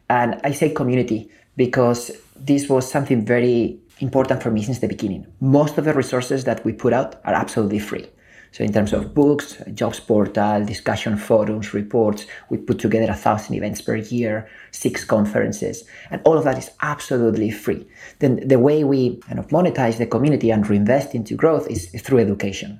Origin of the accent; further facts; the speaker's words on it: Spain; moved away as an adult; also born or lived in Silicon Valley; I was born and raised in Spain